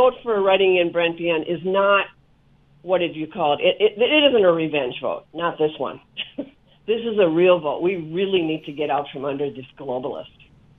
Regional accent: Minnesota, United States; now in Wyoming, United States; Yeah, I grew up in Minnesota, and I'm old enough to remember when the nuclear power plant started coming into Minnesota. I also grew up right next to an Indian reservation there.

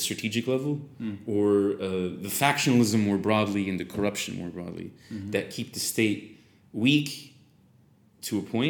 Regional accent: United States; I'm an American

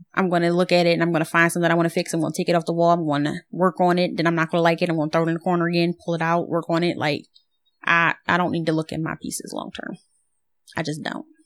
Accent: Philadelphia, Pennsylvania, United States; I'm from Philly

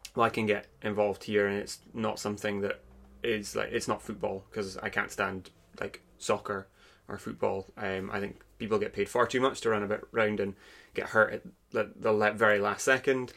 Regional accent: Aberdeen, Scotland, United Kingdom; I'm from Aberdeen. Um, I've grown up here for my entire life, not really left for any great period of time.

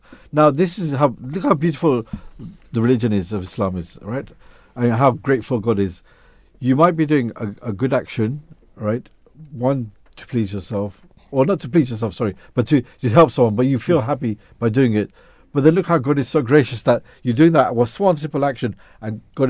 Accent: England, United Kingdom; I grew up in England

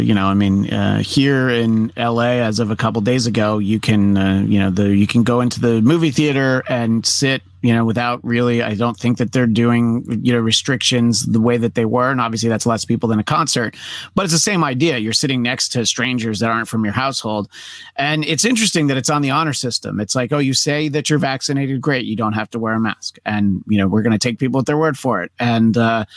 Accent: New York, United States; now in Los Angeles, United States; I'm from New York originally

